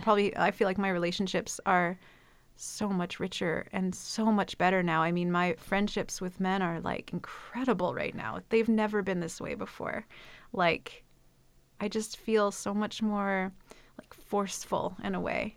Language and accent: English; Midwest, United States; I'm from the Midwest, and I feel like there's something about that kind of blue collar atmosphere